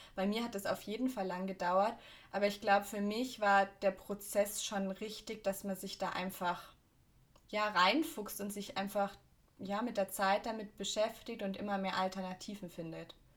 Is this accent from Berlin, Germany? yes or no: no; Augsburg, Bavaria, Germany; bei uns in Augsburg